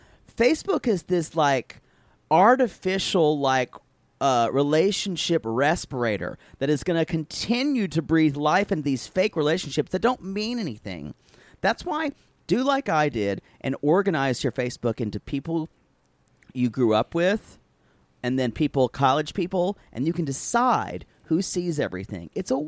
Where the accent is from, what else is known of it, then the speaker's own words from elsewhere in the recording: South Carolina, United States; moved away; where I grew up in South Carolina